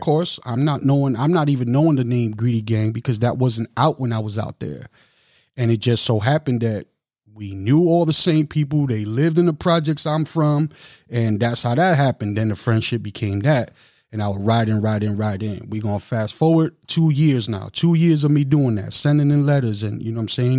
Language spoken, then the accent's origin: English; New York City, New York, United States; moved away as an adult; also born or lived in Long Island, New York / Long Beach, New York / Milwaukee, Wisconsin; now in Madison, Wisconsin, United States; I'm from Brooklyn, New York. Lived out in Long Island, New York for a little while